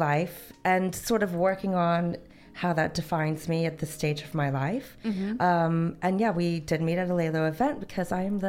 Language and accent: English; Northern California, United States; moved away as an adult; now in United Kingdom; I grew up in Northern California. It was a bit rural.